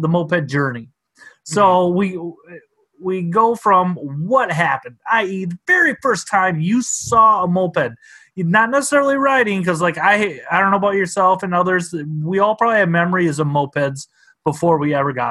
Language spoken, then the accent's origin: English; southern Minnesota, United States; I grew up in southern Minnesota